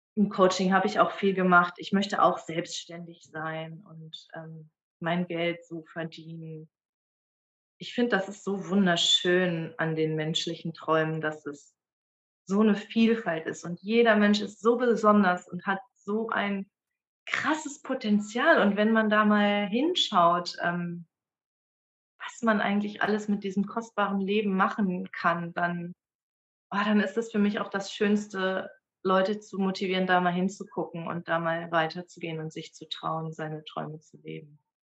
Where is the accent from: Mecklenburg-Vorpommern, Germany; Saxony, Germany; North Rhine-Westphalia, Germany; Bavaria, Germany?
North Rhine-Westphalia, Germany; Dortmund; moved away; also born or lived in Bremen; geboren bin ich und aufgewachsen bin ich in Dortmund